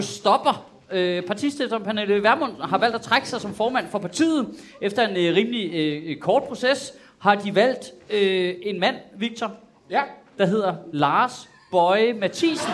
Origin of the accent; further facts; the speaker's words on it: Copenhagen, Capital Region of Denmark, Denmark; som københavner